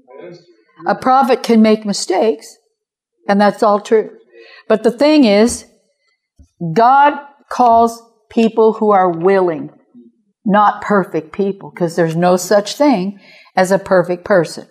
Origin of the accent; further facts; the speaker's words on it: Kansas City, Missouri, United States; I'm from Kansas City, by the way, Kansas City, Missouri.